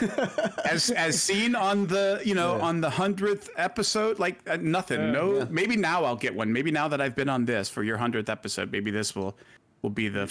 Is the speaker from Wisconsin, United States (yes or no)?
yes; Milwaukee, Wisconsin, United States; also born or lived in Puerto Rico / Mexico City; I was born in Puerto Rico when my dad was in the Coast Guard, And then we moved to Milwaukee because Puerto Rico to Milwaukee is a pretty well-known pipeline.